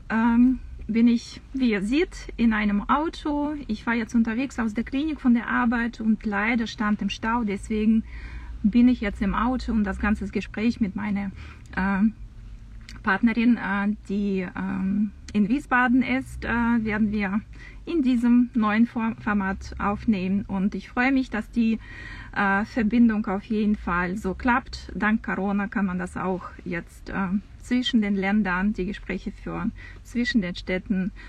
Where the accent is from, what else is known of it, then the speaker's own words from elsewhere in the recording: Samara, Samara Oblast, Russia; born there; also das kann man kaum, kaum glauben, aber ich bin geboren in Samara.